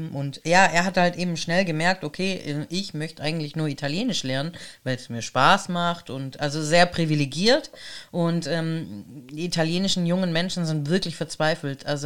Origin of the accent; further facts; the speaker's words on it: Baden-Württemberg, Germany; accent: Swabian; Ich rede echt Schwäbisch.